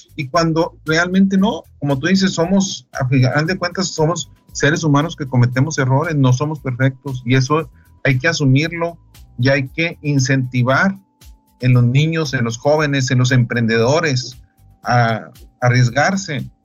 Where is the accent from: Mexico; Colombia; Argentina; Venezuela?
Mexico; Delicias, Chihuahua; yo soy de Alicia, Chihuahua